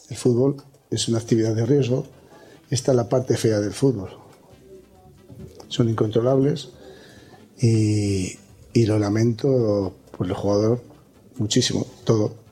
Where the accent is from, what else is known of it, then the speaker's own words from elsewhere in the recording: Spain; mí soy español y de hecho desde el corazón